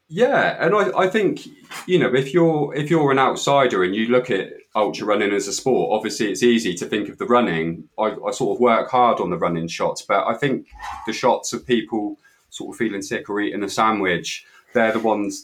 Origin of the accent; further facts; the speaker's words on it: Weymouth, South West England, United Kingdom; I'm from Weymouth and Dorset